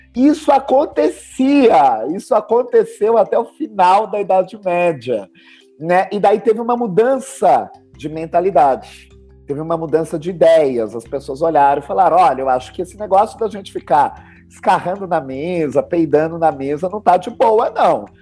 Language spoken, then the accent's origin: Portuguese; Brazil; nós brasileiros